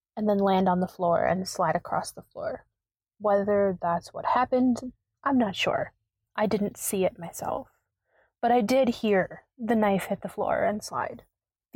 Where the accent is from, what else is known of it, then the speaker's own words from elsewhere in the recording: Wisconsin, United States; I am from Wisconsin